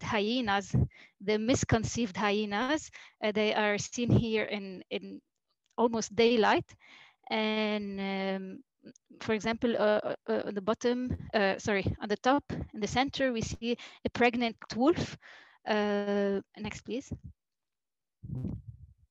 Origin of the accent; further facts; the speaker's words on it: Yahchouch, Keserwan-Jbeil, Lebanon; I'm from Yashush